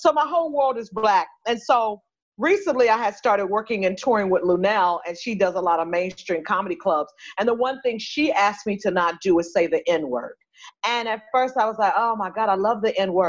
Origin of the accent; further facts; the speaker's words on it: Los Angeles, California, United States; I'm from South Central